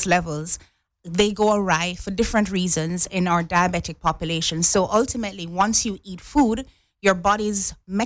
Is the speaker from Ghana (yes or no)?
no; Jamaica; now in Cayman Islands; I'm from Jamaica